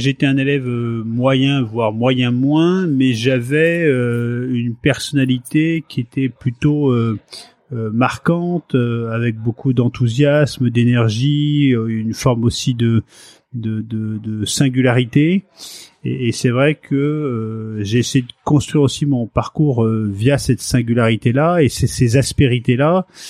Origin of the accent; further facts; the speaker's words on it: Paris, Île-de-France, France; also born or lived in Fécamp, Pays de Caux, Seine-Maritime / Cévennes; je suis né euh, à, Paris. Je suis un pur euh, Parisien. j'ai grandi dans un coin qui était la porte de Clichy à Paris